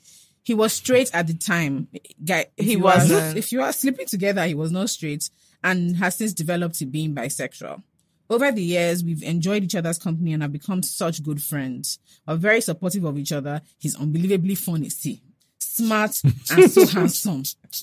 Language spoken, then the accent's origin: English; Nigeria; I'm a Nigerian guy, and so is he.